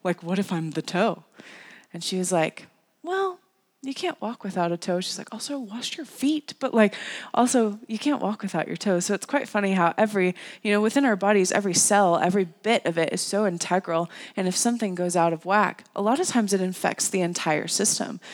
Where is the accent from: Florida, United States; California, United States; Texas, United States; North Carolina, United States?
North Carolina, United States; the church that I grew up in in North Carolina